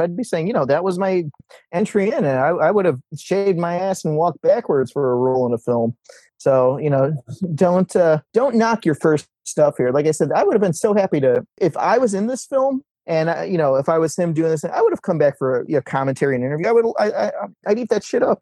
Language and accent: English; Ohio, United States; moved away; I grew up in Ohio